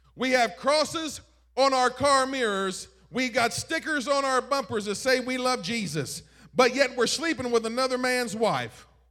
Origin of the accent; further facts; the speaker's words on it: East Coast, United States; moved away; I'm from the East Coast